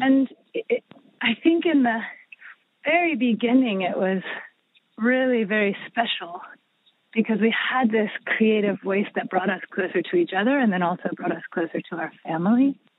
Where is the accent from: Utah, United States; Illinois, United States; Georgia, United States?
Georgia, United States; Atlanta; moved away as an adult; also born or lived in southern Mexico; born and raised in Atlanta